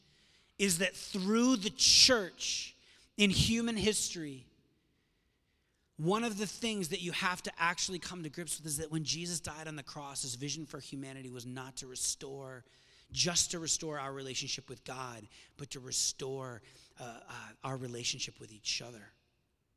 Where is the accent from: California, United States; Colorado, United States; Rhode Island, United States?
Rhode Island, United States; South County; Growing up in South County